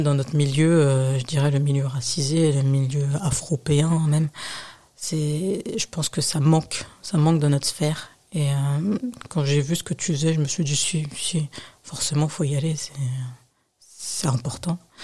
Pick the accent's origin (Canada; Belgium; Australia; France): France; Nanterre, Île-de-France; also born or lived in United States; De Nanterre.